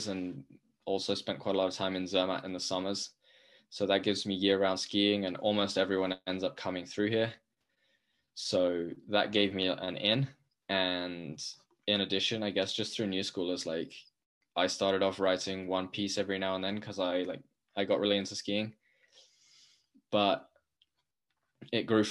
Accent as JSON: {"language": "English", "region": "London", "country": "United Kingdom", "tie": "born or raised there", "said": "I grew up skateboarding in London and only skiing on family holidays until I was 19."}